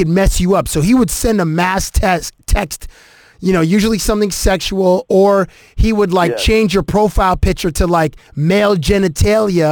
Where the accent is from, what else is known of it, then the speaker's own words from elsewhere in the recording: southwestern Ontario, Canada; also born or lived in Toronto; I'm from Toronto. I mean, we're from southwestern Ontario